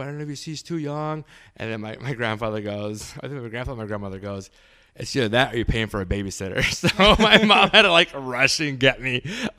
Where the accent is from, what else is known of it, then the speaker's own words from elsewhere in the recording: San Diego, California, United States; also born or lived in Tulsa; So growing up in San Diego and growing up in Tulsa, and in San Diego, we obviously never lost that component of the Spanishness in my household.